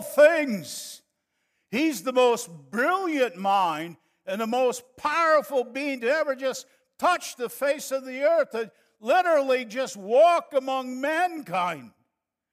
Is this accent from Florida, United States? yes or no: no; northern Wisconsin, United States; moved away as an adult; also born or lived in Monterrey, Mexico; now in San Antonio, United States; we are from northern Wisconsin, so I could have said, "Well, you guys, let's go, eh?" But we grew up and lived too close to Canada, and that's their fault for my accent.